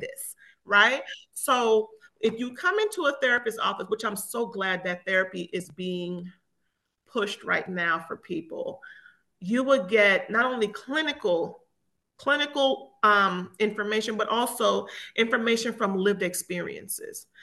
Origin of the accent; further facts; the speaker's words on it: Miami, Florida, United States; moved away as an adult; also born or lived in Jamaica; now in Georgia, United States; I was born in Jamaica and I moved here as a very young child moved to Miami, Florida